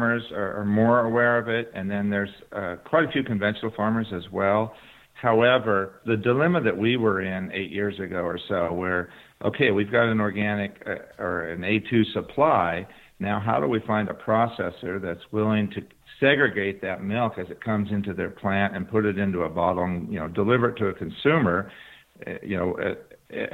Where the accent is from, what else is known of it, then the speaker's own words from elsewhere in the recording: Humboldt County, California, United States; Humboldt County, my hometown